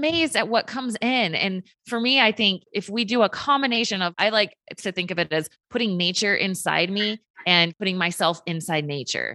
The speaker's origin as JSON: {"language": "English", "region": "Virginia", "country": "United States", "moved": "yes", "lives_now": "Utah, United States", "said": "I'm from Virginia, so that's close to home. Grew up going to North Carolina"}